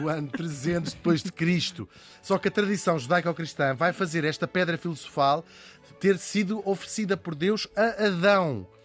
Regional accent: Portugal; De facto, eu tenho esta dupla nacionalidade, permite-me escolher as coisas onde sou português e as coisas onde sou holandês.

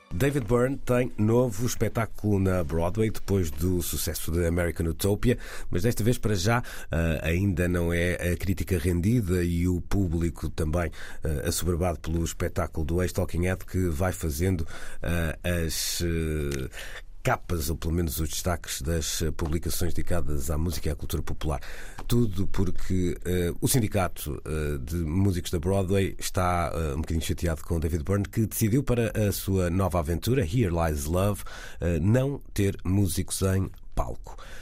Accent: Porto, Porto District, Portugal; accent: Porto; como portuense

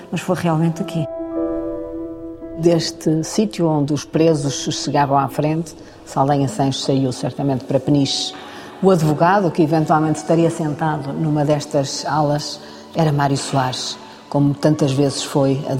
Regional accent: Angola; born there; Sim, eu nasci, nasci em Angola, meu pai era do quadro administrativo

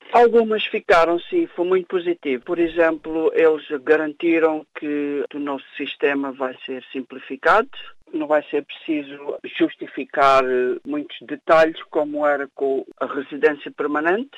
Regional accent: Algarve, Portugal; moved away as an adult; now in Leicester, United Kingdom; Eu sou de Portugal, do Algarve.

